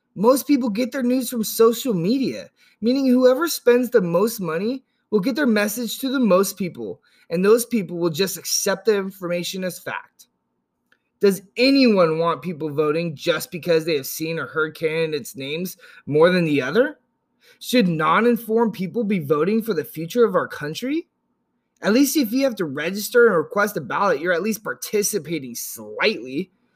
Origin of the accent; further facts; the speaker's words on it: Yuba City, California, United States; also born or lived in Chico, California; I grew up in Northern California, about an hour north of Sacramento in a place called Yuba City